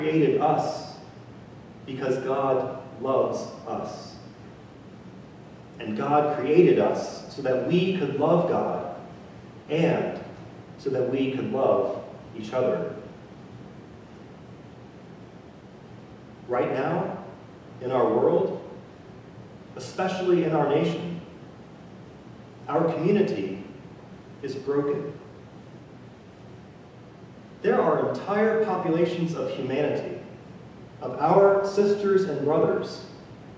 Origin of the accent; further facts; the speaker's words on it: Mississippi, United States; moved away as an adult; also born or lived in Italy; I grew up in Mississippi, and I have been fortunate enough to travel the world and to live in many different places.